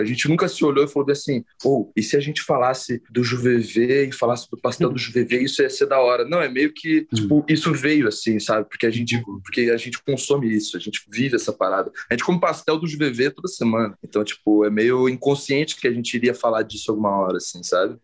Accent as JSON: {"language": "Portuguese", "town": "Curitiba", "region": "Paraná", "country": "Brazil", "said": "a gente é de Curitiba"}